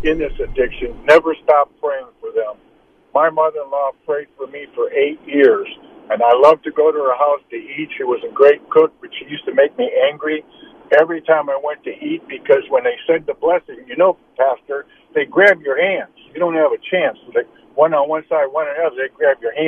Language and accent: English; Detroit, Michigan, United States; I grew up in Detroit, Michigan